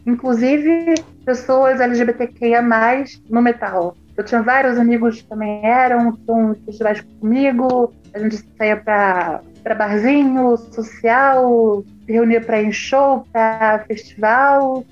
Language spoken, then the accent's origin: Portuguese; Rio de Janeiro, Brazil; also born or lived in Germany; a cena do Rio de Janeiro, que é de onde eu sou, onde eu moro